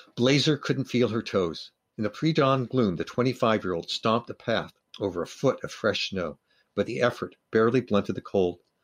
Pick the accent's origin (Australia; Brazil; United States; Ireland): United States; Los Angeles, California; I grew up in Los Angeles